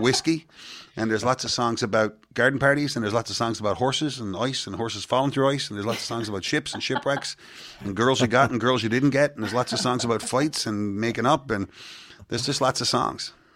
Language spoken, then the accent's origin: English; Petty Harbour, Newfoundland and Labrador, Canada; I'm from Petty Harbor, Newfoundland